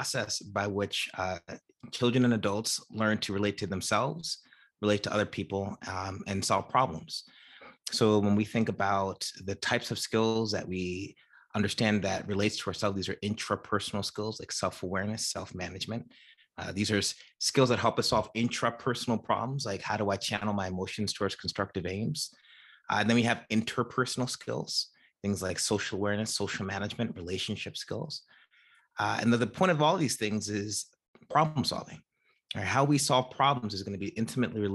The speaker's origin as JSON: {"language": "English", "region": "New Jersey", "country": "United States", "tie": "born or raised there", "said": "I am from New Jersey originally, and I am from New Jersey today. I live in the same town I grew up in, New Jersey"}